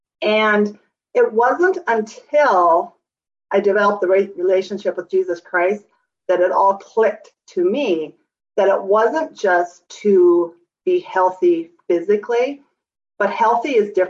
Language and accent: English; Minnesota, United States; moved away as an adult; now in Brookings, United States; I am a born and raised Minnesota girl, but lived in South Dakota now for 31 years